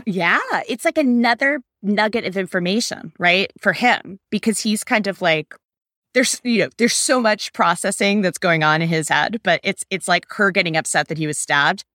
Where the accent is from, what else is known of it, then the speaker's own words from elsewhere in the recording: United States; an American adult studying for the bar exam